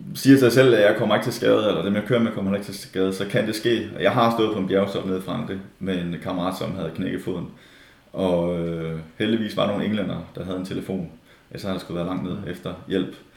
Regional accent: Denmark; som danskere

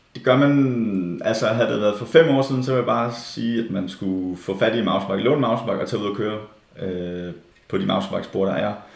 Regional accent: Denmark; som danskere

